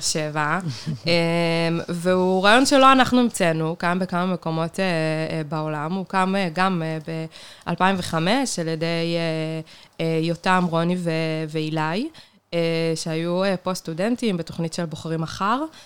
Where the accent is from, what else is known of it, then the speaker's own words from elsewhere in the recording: Kiryat Tivon, Northern District, Israel; moved away as an adult; now in Beersheba, Israel; גדלתי בקריית טבעון